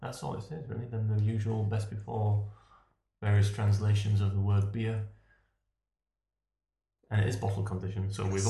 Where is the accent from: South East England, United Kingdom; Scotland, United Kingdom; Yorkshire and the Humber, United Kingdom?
Yorkshire and the Humber, United Kingdom; just outside of York; moved away; I grew up just outside of York